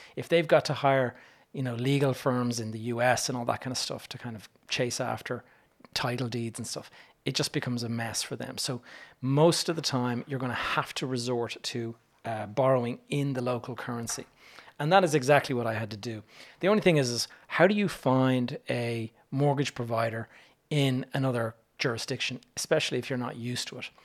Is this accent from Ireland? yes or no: yes; Ireland; me as an Irish person